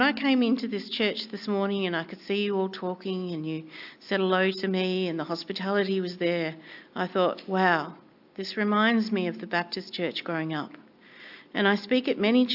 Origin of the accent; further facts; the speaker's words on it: northwest Tasmania, Australia; moved away; I grew up in northwest Tasmania, known as the Bible Belt